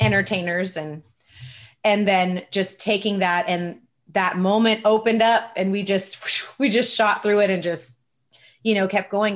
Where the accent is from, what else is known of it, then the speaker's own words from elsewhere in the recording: Redwood City, California, United States; grew up in Redwood City and I started doing music in the local hip hop and rap scene